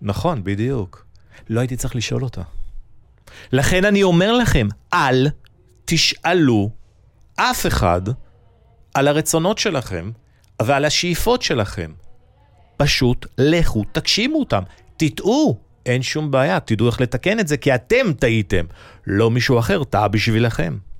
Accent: Nigeria; now in Israel; נולדתי וגדלתי באפריקה

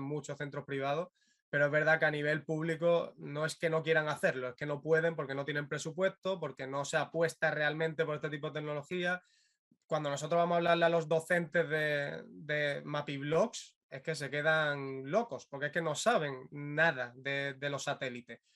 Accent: Málaga, Andalusia, Spain; yo soy de Málaga

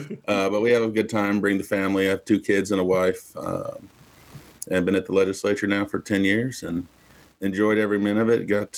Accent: east of Beaufort, Eastern North Carolina, United States; Yeah, I grew up in Eastern North Carolina, east of Beaufort. Went to Elon University

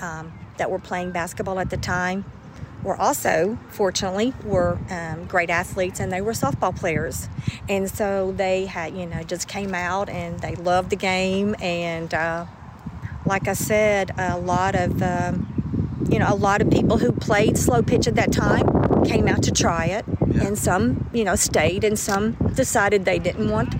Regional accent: Gallatin, Tennessee, United States; my hometown, where I played and loved to play

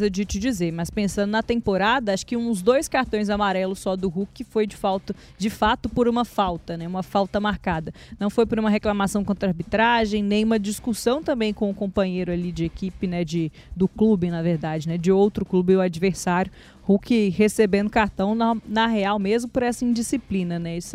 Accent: Vale do Aço, Minas Gerais, Brazil; da minha terrinha lá do Vale do Aço

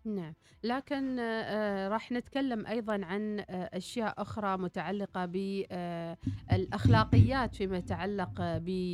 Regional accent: Oman; احنا كعمانيين وكعرب

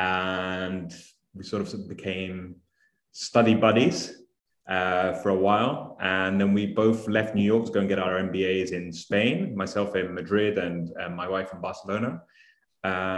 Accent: United Kingdom; also born or lived in Italy / Mexico; now in Miami, United States; So I'm Italian, brought up in the UK, hence the accent.

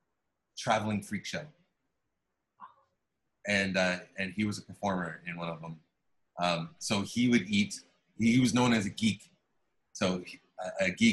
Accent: Chatham, Ontario, Canada; moved away; I grew up in a small town, Chatham, Ontario.

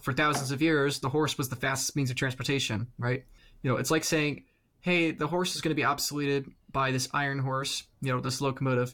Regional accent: United States; I'm in the United States here, I'm an American

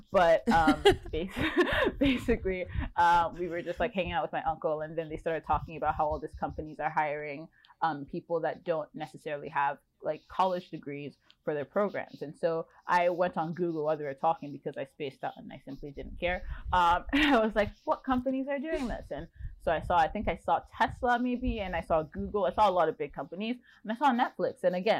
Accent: Ontario, Canada; now in Vancouver, Canada; I'm from Ontario, and I've been to Vancouver before, but like outside my window right now, it's just mountains. Like, I've moved to Vancouver full time now because of the Adam Project

